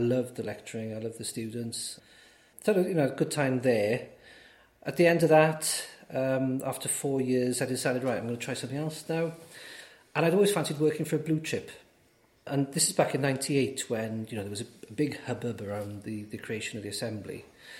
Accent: Aberystwyth, Wales, United Kingdom; also born or lived in Cardiff / Swansea; But then my parents moved when I was about 4 or 5 years old to Aberystwyth. So Aberystwyth is home, and that's where I grew up and lived all the time until I went to university.

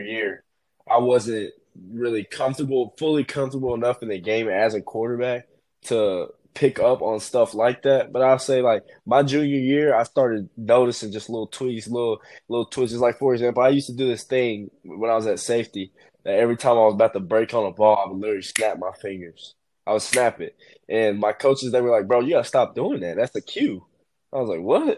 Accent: Knoxville, Tennessee, United States; I'm from Knoxville

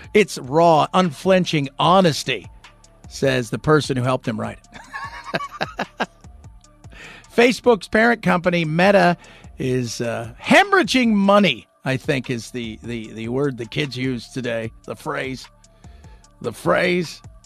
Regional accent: Southern California, United States; now in Phoenix, United States; Growing up in Southern California

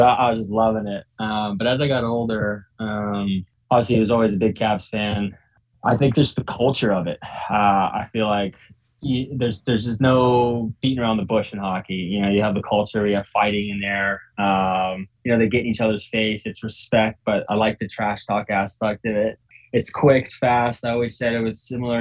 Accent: Northern Virginia, United States; also born or lived in Ukraine / Florida; I grew up in Northern Virginia

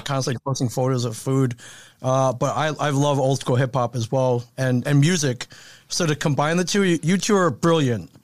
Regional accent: Michigan, United States; I, I grew up in Michigan

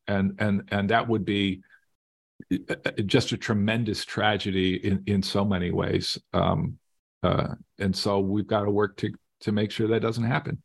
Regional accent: Las Vegas, Nevada, United States; I grew up in Las Vegas

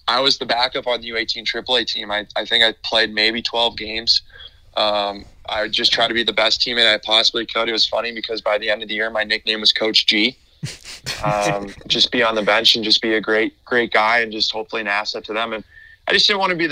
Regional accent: Roy, Utah, United States; moved away; I was born in Roy, Utah, and my dad refed professional hockey for 29 years. So I grew up around the game.

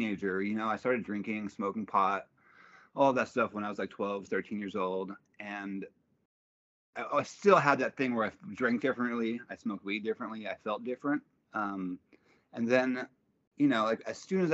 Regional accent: Los Angeles, California, United States; also born or lived in Atlanta / Mexico; Van Nuys, Sherman Oaks area

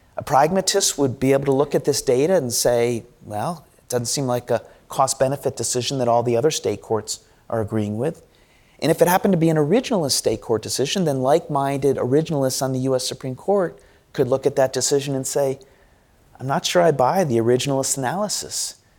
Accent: United States; We Americans

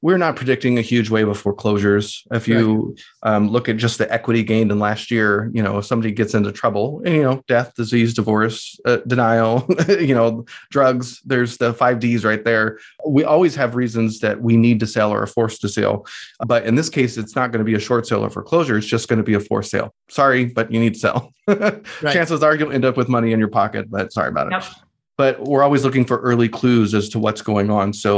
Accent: Riverside, California, United States; my hometown in Riverside

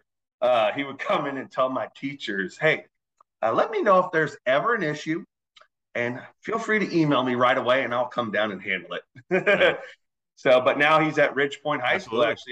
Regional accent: Missouri City, Texas, United States; I grew up in Quail Valley

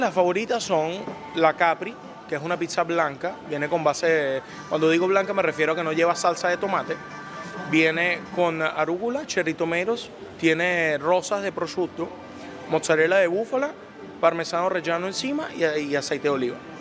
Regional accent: Venezuela; also born or lived in Italy; now in United States; yo nací en Italia y a la edad de tres años fue que vine a Venezuela

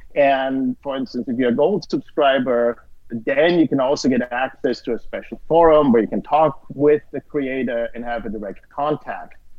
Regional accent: Austria; moved away; I'm originally from Austria

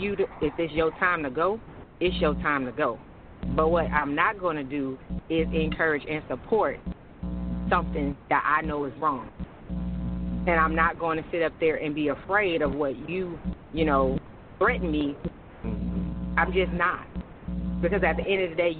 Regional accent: Oakland, California, United States; also born or lived in St. Louis, Missouri; now in Atlanta, United States; I'm originally from Oakland, California

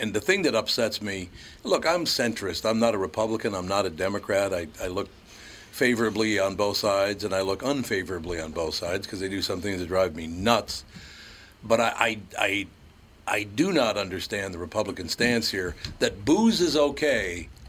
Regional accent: Minneapolis, Minnesota, United States; Look, I grew up in North Minneapolis, and I watched what they were doing out there in the suburbs

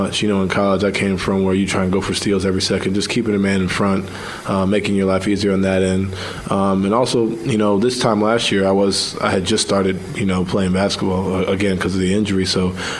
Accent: New York, United States; I'm from New York where everything's like, you know, quicker

